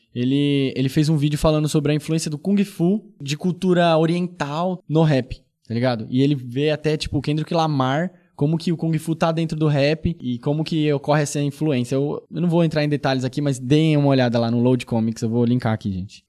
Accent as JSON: {"language": "Portuguese", "region": "São Paulo", "country": "Brazil", "tie": "born or raised there", "said": "Eu vim lá do, né, do, do, do Iporanga, da Zona Sul de São Paulo"}